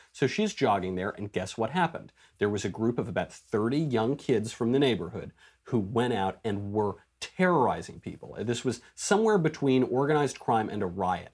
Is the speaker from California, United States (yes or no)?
no; New York, United States; I'm a New Yorker.